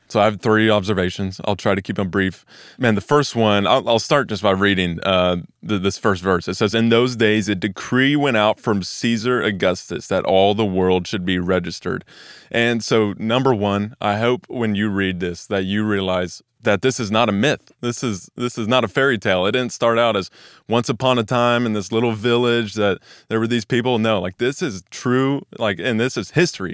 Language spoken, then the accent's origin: English; Weatherford, Texas, United States; now in Dallas, United States; I grew up in Weatherford, Texas, which is about an hour west of Watermark here